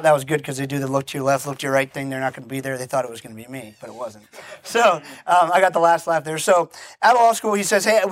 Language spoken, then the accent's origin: English; Barbados; I'm originally from the island of Barbados. My family's been there for 300 years.